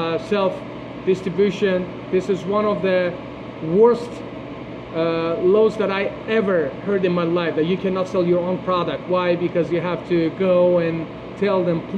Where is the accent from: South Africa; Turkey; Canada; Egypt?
Turkey; now in Fort Lauderdale, United States; in the place that I was born in Turkey, having a good relationship with people older than you and taking advices from those people is kind of blessing